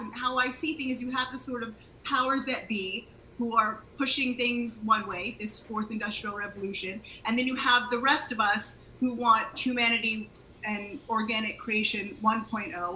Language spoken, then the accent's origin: English; United States; moved away as an adult; now in Israel; I was born in the States, uh, just outside DC